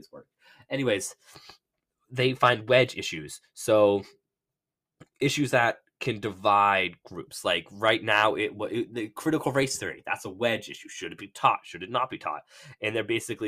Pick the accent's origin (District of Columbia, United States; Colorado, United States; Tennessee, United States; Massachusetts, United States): Massachusetts, United States; Bedford; I'm from Bedford, Mass